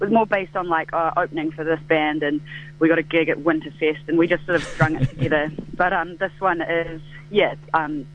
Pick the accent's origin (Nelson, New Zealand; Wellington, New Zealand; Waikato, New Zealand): Nelson, New Zealand; also born or lived in Wanaka; I'm from Nelson originally.